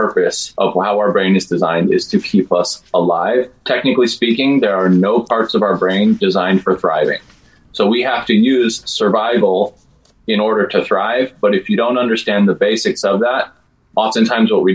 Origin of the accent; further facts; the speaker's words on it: Turkey, New Mexico, United States; I grew up in Turkey, New Mexico, so I am fluent in Spanglish.